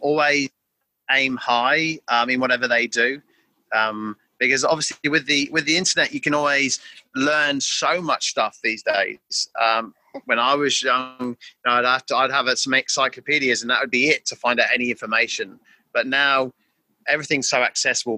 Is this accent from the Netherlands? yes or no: no; England, United Kingdom; moved away as an adult; now in Darwin, Australia; I'm originally from England, uh, and I've been living now for nearly 20 years uh, in the top end of Australia in a place called Darwin in Northern Territory